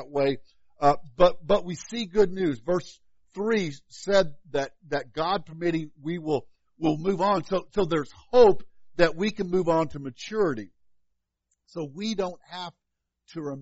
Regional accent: Illinois, United States; now in Kansas, United States; growing up in Illinois

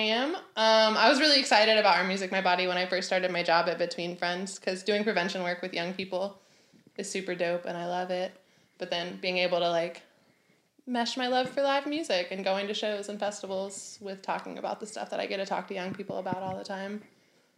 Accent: Savannah, Georgia, United States; moved away as an adult; now in Chicago, United States; I grew up in Savannah, Georgia

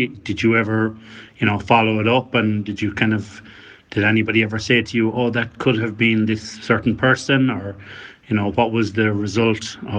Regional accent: Carrafin, County Galway, Ireland; because I'm from Carrafin, but obviously I was living in Athenry for a few years.

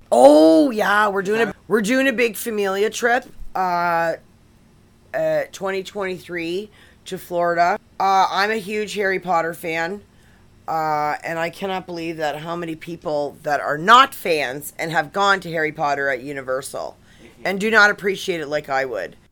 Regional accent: Canada; we're from Canada

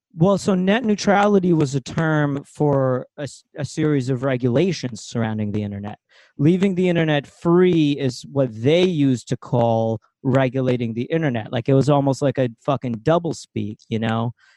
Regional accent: Ukraine; moved away; I'm from Ukraine.

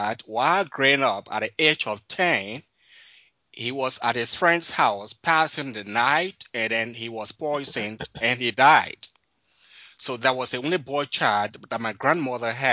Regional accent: Liberia; moved away; also born or lived in Ivory Coast / Guinea; I grew up in Liberia

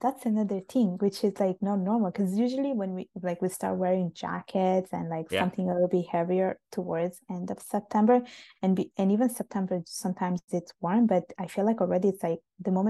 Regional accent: Sicily, Italy; moved away as an adult; also born or lived in Milan, Italy; now in Montreal, Canada; So I basically grew up in Italy. This is where I was born. Basically, the whole story is that my parents, they are both from Bangladesh. They got married and then they decided to move to Italy. So they moved to Sicily

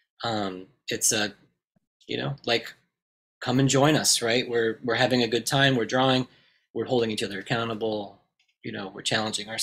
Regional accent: Indiana, United States; I'm from Indiana originally

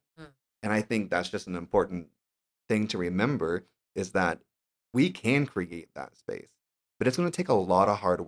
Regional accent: Tulsa, Oklahoma, United States; I'm just guy from Tulsa, Oklahoma, that didn't have any reason to know Spanish if it weren't for my awesome teacher, Senora Atkins, in high school

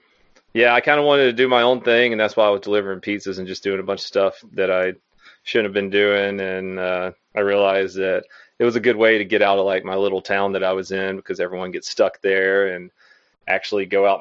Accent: Florence, Alabama, United States; Yeah, I grew up in Florence, Alabama. And yeah, there wasn't much of a skate scene there

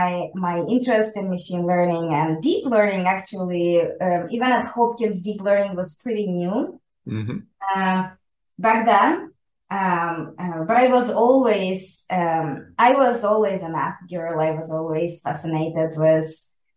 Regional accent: Mykolaiv Oblast, Ukraine; moved away as an adult; also born or lived in Kyiv, Ukraine; now in United States; I'm originally from Ukraine. I came to the United States on a Fulbright program more than 13 years ago. I grew up in a small town called Barshtanka in the south of Ukraine

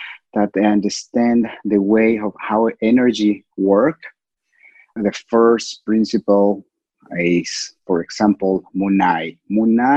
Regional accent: Cusco, Peru; I originally from Cusco. I'm from Cusco, Peru

